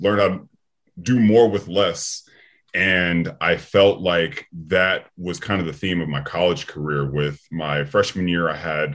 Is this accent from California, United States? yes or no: yes; Sacramento, California, United States; I'm originally from Sacramento, California